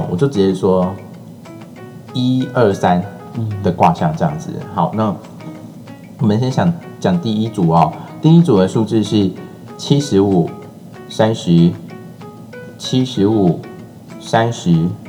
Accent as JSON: {"language": "Chinese", "region": "Tainan", "country": "Taiwan", "said": "我虽然身为台南人"}